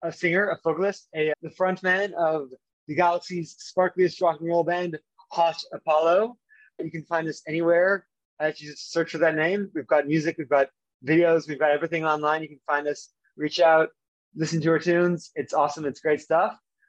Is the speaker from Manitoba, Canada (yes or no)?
no; Toronto, Ontario, Canada; also born or lived in London, United Kingdom; So I mostly grew up around Toronto, the unofficial capital of Canada. But I did spend a fair amount of my childhood in London, England, with my father's family.